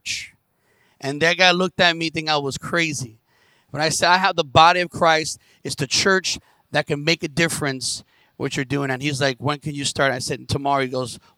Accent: New York City, New York, United States; I'm from Brooklyn

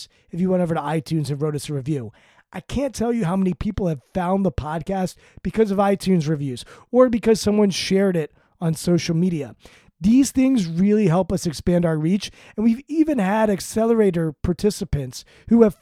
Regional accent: Maryland, United States; I grew up in Maryland. I'm from Maryland. I live in Maryland

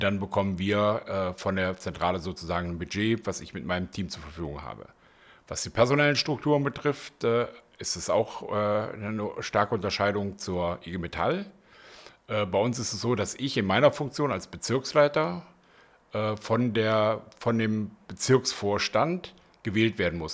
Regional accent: North Hesse, Germany; moved away as an adult; also born or lived in Wuppertal / Aachen / Berlin; geboren und aufgewachsen bin ich in Nordhessen.

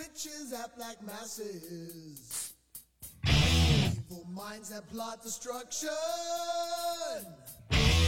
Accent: United States; my, white ignorance as an American

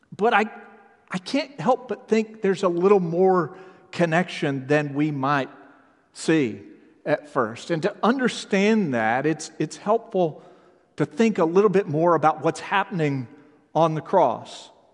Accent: Texas, United States; moved away; I grew up in Texas

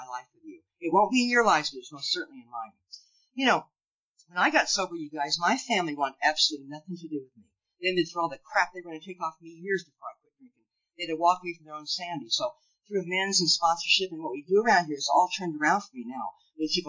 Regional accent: Lincoln, Nebraska, United States; I grew up in Lincoln, Nebraska

